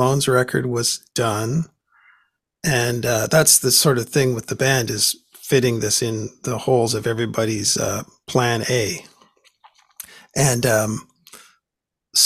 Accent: Vancouver, British Columbia, Canada; when I was a kid, it was on the radio here in Vancouver

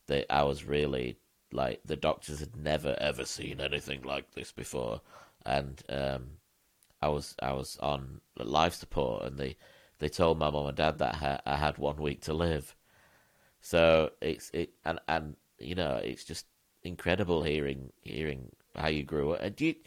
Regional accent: Miami, Florida, United States; I was born in Miami, and I was born in an emergency C-section

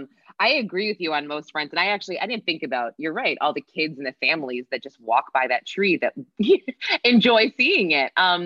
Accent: New Hampshire, United States; moved away as an adult; now in New York City, United States; I'm not from the city. I'm not, but yeah, okay. I went to college here. So I've lived in New York longer than I lived in New Hampshire, where I'm from.

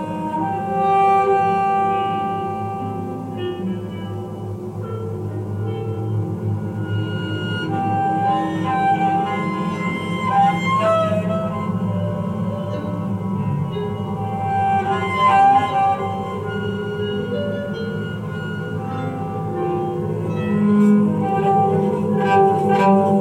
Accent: Wales, United Kingdom; also born or lived in The Hague, Netherlands; now in Belgrade, Serbia; I'm originally from Wales

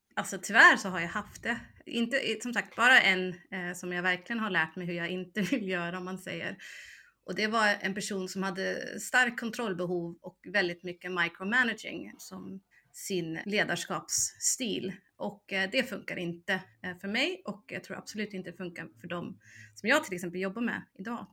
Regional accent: United States; moved away as an adult; now in Sweden; jag växte upp i USA så jag var mm. ju både där från 2 till 18

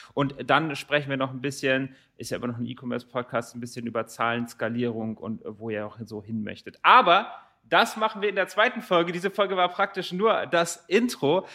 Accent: Rotenburg, Lower Saxony, Germany; moved away; ich komme ursprünglich aus Rothenburg-Wimme

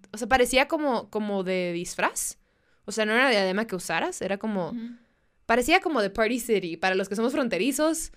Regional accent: Mexicali, Baja California, Mexico; first language Spanish; mi intercambio de amigas de las que somos de, de Mexicali

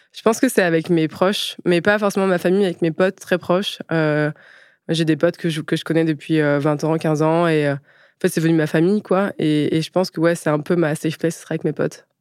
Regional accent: Picardy, Aisne, Hauts-de-France, France; moved away; also born or lived in Paris; je suis née en Picardie, dans l'Aisne

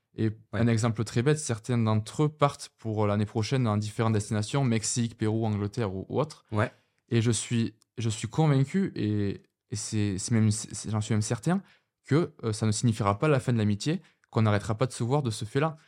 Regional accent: Dax, Nouvelle-Aquitaine, France; moved away as an adult; now in Lille, France; je viens, de, je viens des, d'à côté de Dax

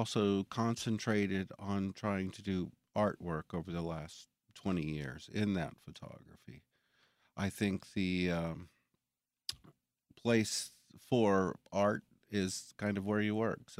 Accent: Jackson, United States; Well, I'm from Jackson. Well, I grew up here.

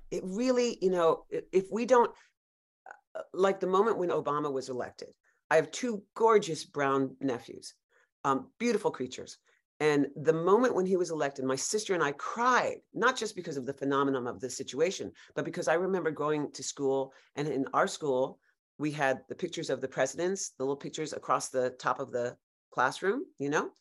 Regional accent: New York City, New York, United States; I grew up in Greenwich Village, New York. I'm a native New Yorker

